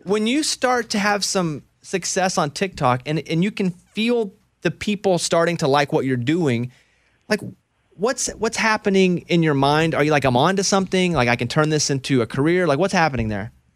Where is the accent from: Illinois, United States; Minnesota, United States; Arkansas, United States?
Arkansas, United States; Little Rock; I grew up in Arkansas. My goal was always to work in Little Rock 'cause that's where I grew up